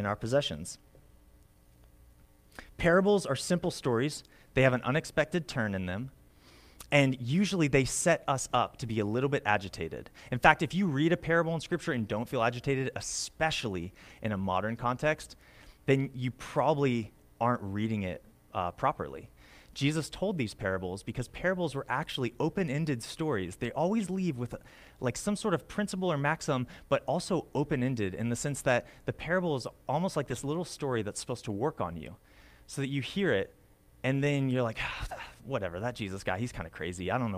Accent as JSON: {"language": "English", "country": "United States", "said": "As an American"}